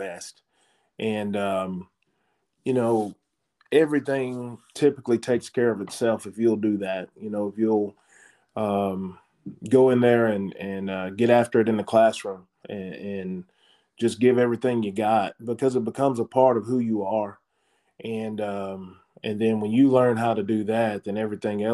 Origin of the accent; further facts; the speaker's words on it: Hooks, Texas, United States; moved away; I'm from Hooks, Texas